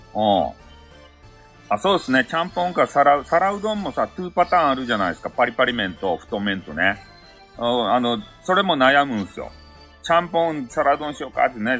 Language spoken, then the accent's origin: Japanese; Kyushu, Japan; 俺たち、九州人